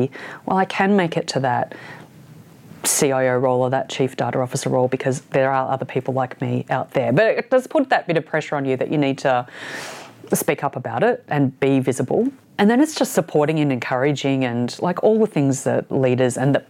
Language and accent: English; Ballarat, Victoria, Australia; moved away as an adult; also born or lived in Sydney; I grew up in Ballarat